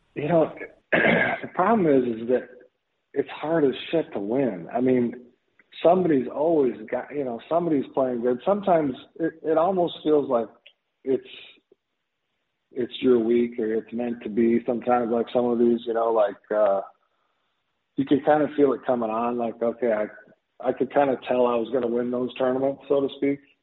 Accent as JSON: {"language": "English", "region": "Minnesota", "country": "United States", "tie": "born or raised there", "said": "I grew up in Minnesota, you know, so we played hockey all the time."}